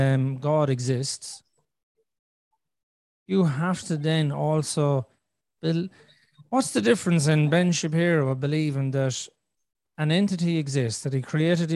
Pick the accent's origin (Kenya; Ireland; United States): Ireland; I'm Irish because I was born in Ireland